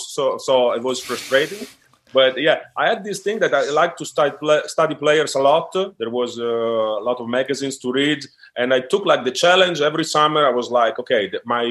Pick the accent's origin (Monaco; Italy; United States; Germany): Italy; Forlì, Emilia-Romagna; English is a second language; moved away as an adult; also born or lived in Rome; now in Strasbourg, France; basketball first found me in my hometown. That is a little town in Italy